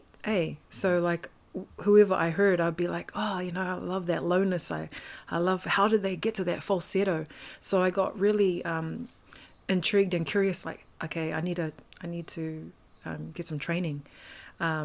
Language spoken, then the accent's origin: English; Auckland, New Zealand; born and raised in Auckland, Mount Roskill.